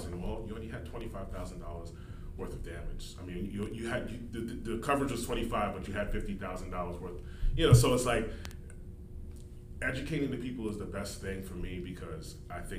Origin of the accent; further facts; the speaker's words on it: New York, United States; I'm from New York